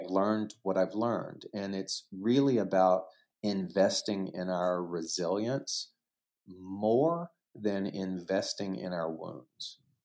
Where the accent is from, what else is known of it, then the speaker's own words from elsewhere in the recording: Southeast Texas, United States; moved away as an adult; also born or lived in New York City / Los Angeles; growing up in Southeast Texas